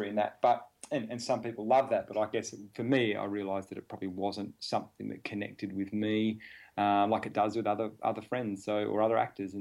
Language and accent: English; Adelaide, South Australia, Australia; I came from Adelaide, small town